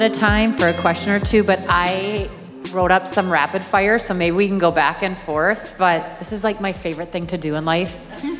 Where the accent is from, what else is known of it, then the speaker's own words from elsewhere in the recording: Minnesota, United States; accent: Minnesotan; I am true Minnesotan, so I have a really heavy accent